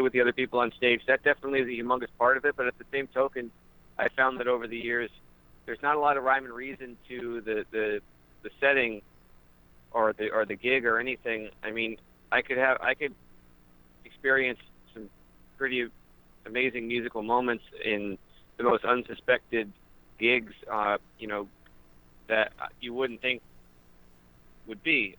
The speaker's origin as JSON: {"language": "English", "area": "Wyoming Valley", "region": "rural Pennsylvania", "country": "United States", "tie": "born or raised there", "said": "I'm from Wyoming Valley. We we grew up uh, about an hour away"}